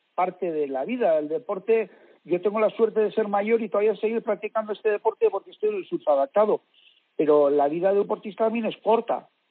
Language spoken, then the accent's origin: Spanish; Basque Country, Spain; yo vengo del País Vasco